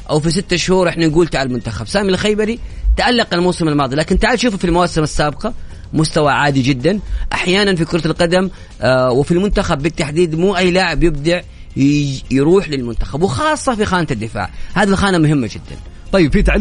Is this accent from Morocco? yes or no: yes; Morocco; now in Saudi Arabia; أنا مغربي من السعودية